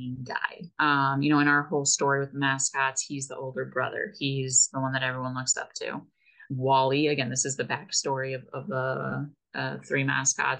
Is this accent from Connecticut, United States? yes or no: yes; Connecticut, United States; now in Modesto, United States; I'm originally from Connecticut, so I'm not from the local community or the local coast.